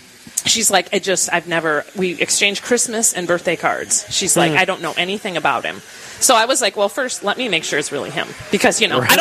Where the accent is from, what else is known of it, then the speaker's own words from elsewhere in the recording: Rochester, United States; I wrote that I was from Rochester.